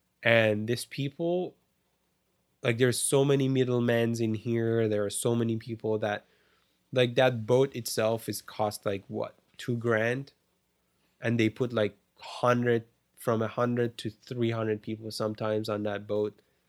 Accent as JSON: {"language": "English", "country": "Canada", "said": "I'm saying me as a Canadian, I am so spoiled and privileged that now I don't even think about those"}